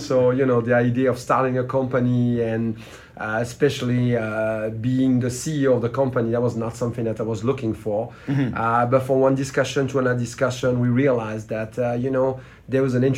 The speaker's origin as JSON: {"language": "English", "country": "France", "also_born_or_lived": "Switzerland / Silicon Valley", "accent": "French", "second_language": "English", "moved": "as an adult", "said": "With my French accent"}